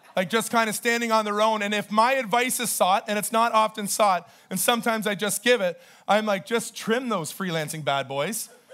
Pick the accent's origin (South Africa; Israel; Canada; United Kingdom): Canada; I'm Canadian.